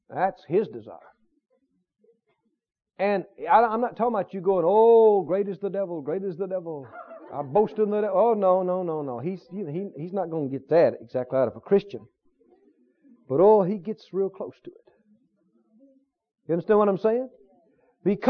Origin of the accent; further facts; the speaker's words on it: the South, United States; accent: Southern; I was from the South